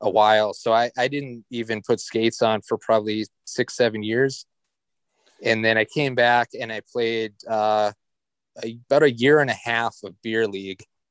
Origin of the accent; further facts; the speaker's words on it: Dickinson, North Dakota, United States; also born or lived in Calgary, Alberta, Canada; now in Fargo, United States; I'm originally from Calgary. So that's where I started playing. I lived there until I was about 10, started playing when I was about 5. And then we moved to Dickinson, North Dakota, which is far western end of the state, so about 300 miles west of Fargo. And that's where I played my youth hockey up through high school